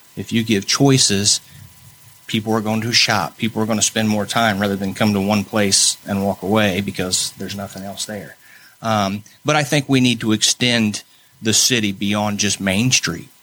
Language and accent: English; Muncie, Indiana, United States; moved away as an adult; now in New Castle, United States; I'm originally from Muncie, Indiana. We moved here about mm, 20 years ago uh, to Newcastle